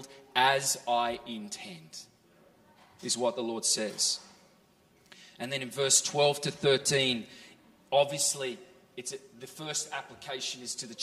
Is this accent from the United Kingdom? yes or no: no; Australia; moved away as an adult; also born or lived in California; now in Norway; I grew up in Australia and then lived for 6 years in California